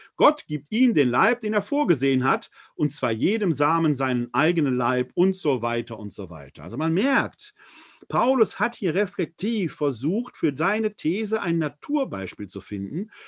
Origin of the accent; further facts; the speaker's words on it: Essen, North Rhine-Westphalia, Germany; Ich und mein Bruder haben damals in Essen, meiner Heimatstadt, vor dem, vor der Wohnung meiner Großmutter Fußball gespielt